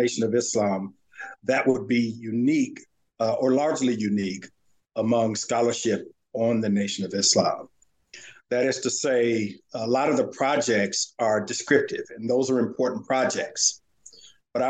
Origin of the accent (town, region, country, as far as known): Santa Ana, California, United States; born or raised there; moved away as an adult; also born or lived in Virginia / Houston, Texas